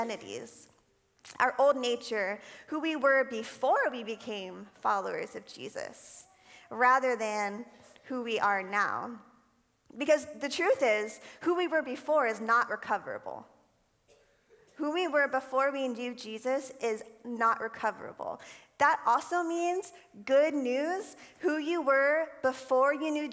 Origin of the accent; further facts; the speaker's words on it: Florida, United States; I think I was probably 12 years old. I lived in Florida. I'm from Florida